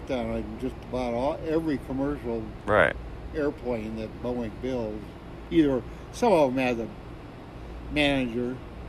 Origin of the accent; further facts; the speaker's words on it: Minnesota, United States; moved away as an adult; also born or lived in Washington; I grew up in Minnesota. … I grew up in Minnesota. When I graduated, I went to Washington.